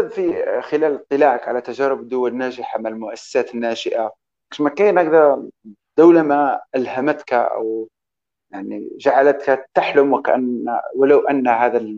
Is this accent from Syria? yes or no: no; Algeria; آه كاين واحد النقطه عندنا في الجزائر